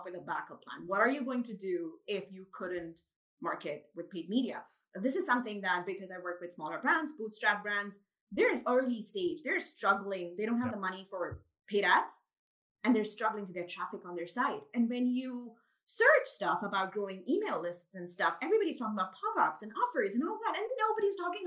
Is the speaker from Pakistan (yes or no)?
yes; Pakistan; first language Urdu; also born or lived in Dubai; now in Karachi, Pakistan; I grew up in Pakistan